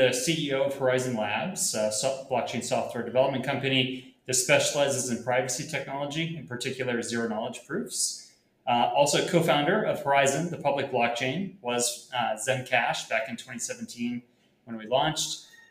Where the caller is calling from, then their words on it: Puerto Rico; I'm calling in from Puerto Rico.